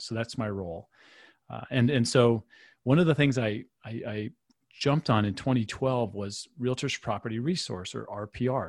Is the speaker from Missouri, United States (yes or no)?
no; Michigan, United States; moved away; where I grew up in Michigan